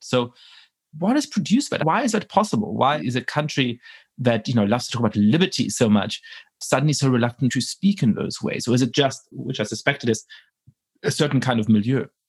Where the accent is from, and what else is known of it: Germany; born or raised there; moved away